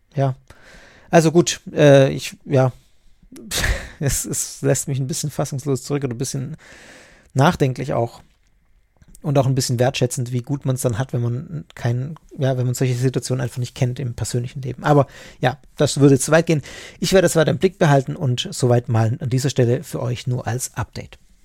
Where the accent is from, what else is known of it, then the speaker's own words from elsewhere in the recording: Swabia, Germany; bei uns im Schwabenland